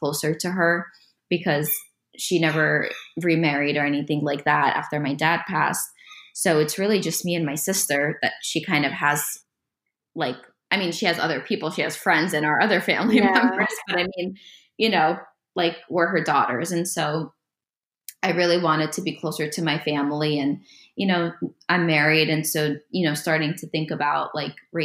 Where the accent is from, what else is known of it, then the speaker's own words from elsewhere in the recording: New York City, New York, United States; moved away as an adult; also born or lived in Denver, Colorado; now in Philadelphia, United States; I grew up in Coney Island, like right across the street from Luna Park, actually.